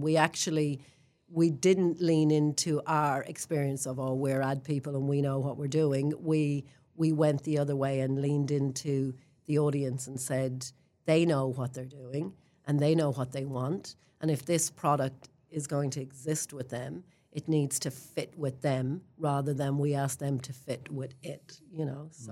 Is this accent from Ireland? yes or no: yes; Ireland; moved away as an adult; now in Queenstown, New Zealand; I'm an Irish girl who grew up in a country that talked about religion and politics my whole life